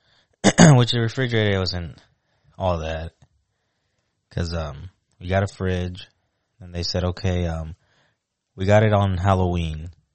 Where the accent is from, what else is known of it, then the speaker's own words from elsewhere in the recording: Puerto Rico; Puerto Rico.